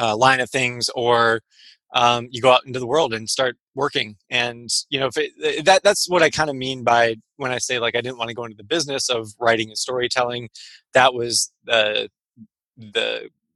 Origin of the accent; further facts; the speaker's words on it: Michigan, United States; now in San Francisco, United States; I live in San Francisco, just north of Golden Gate Park. I'm from Michigan originally